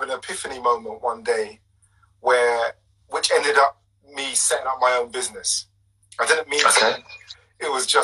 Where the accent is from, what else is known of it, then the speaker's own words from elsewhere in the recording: London, United Kingdom; Born and bred in East London.